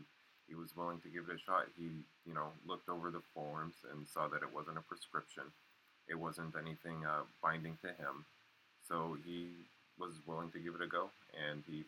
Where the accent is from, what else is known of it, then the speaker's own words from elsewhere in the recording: Northeast Kingdom, Vermont, United States; I'm up in the Northeast Kingdom. I've lived here pretty much my whole life